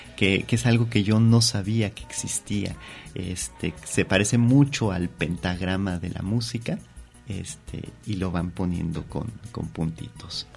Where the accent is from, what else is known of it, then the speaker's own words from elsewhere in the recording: Mexico City, Mexico; yo soy de la Ciudad de México, pero ahora que estoy aquí en Guadalajara